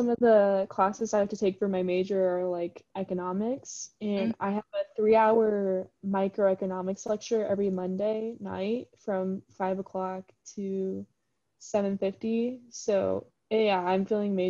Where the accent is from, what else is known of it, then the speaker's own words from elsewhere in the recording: Ames, Iowa, United States; I'm from the Ames area